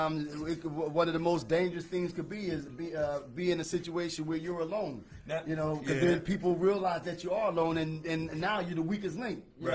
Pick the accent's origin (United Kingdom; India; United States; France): United States; Philadelphia, Pennsylvania; growing up in North Philly